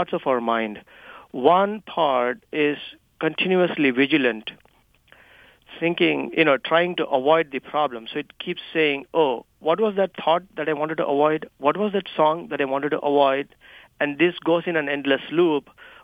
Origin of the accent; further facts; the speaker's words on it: India; accent: Indian; my Indian accent